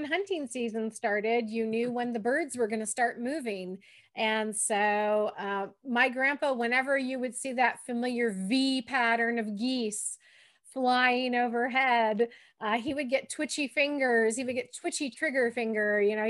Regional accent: Michigan, United States; now in Kansas, United States; when I was growing up in Michigan

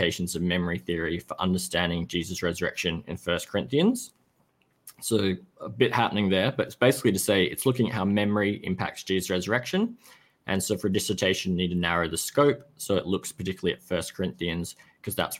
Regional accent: Perth, Western Australia, Australia; also born or lived in Dallas, United States / Singapore; I grew up in Perth, West Australia

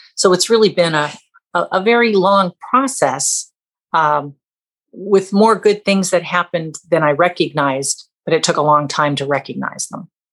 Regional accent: Southern California, United States; born or raised there; also born or lived in Canada

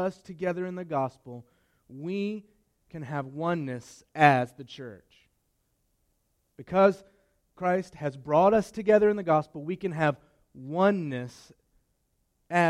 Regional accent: Martinsville, Virginia, United States; move back to my hometown of Martinsville

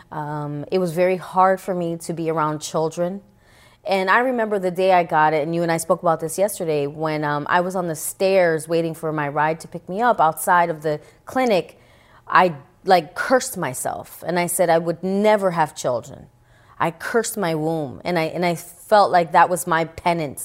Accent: New York City, New York, United States; I grew up in the Bronx

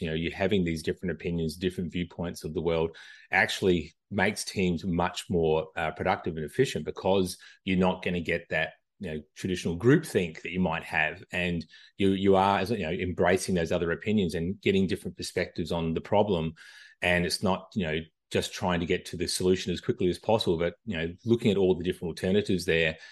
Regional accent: Australia; moved away as an adult; now in United States; I'm originally from Australia, uh, moved to the U S, uh, back in two thousand. Uh, I don't think I'm losing this accent anytime soon

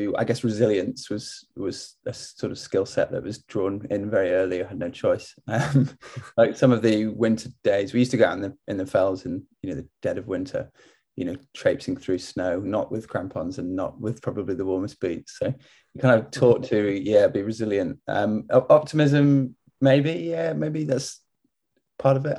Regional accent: Cumbria, Lake District, North West England, United Kingdom; super, super lucky and fortunate to have grown up in Cumbria

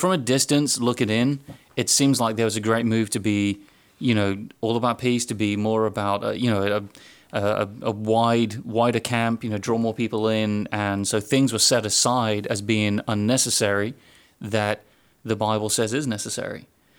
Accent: United Kingdom; moved away; my background, growing up in the United Kingdom

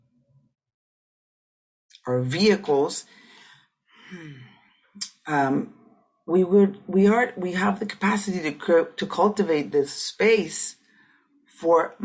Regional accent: Tijuana, Baja California, Mexico; I grew up in Tijuana, so 16, 17 years old

